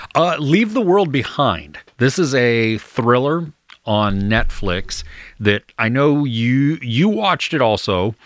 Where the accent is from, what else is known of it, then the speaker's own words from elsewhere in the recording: United States; as an American